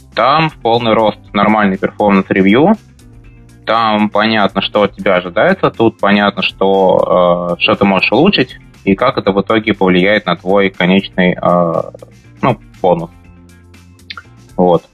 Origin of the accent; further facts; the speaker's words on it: Moscow, Russia; moved away as an adult; now in Amsterdam, Netherlands; я родился, вырос в Москве